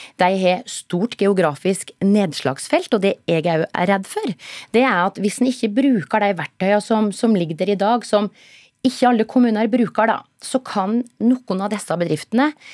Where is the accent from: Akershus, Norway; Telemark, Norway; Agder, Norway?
Telemark, Norway; … og jeg er fra Telemark